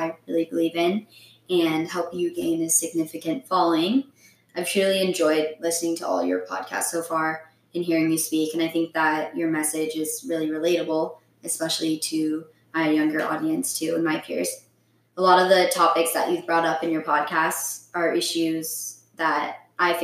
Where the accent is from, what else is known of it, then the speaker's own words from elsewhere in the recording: Bellevue, Washington, United States; also born or lived in San Luis Obispo, California; I grew up here in Bellevue